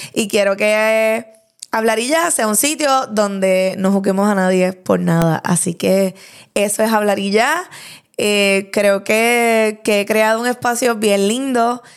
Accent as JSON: {"language": "Spanish", "town": "Lares", "country": "Puerto Rico", "tie": "born or raised there", "moved": "as an adult", "lives_now": "Bayamón, Puerto Rico", "said": "de 26 años, natural de Lares"}